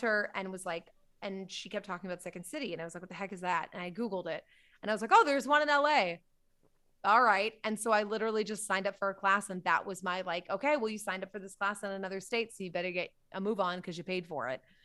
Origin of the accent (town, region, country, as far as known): Salisbury, Massachusetts, United States; born or raised there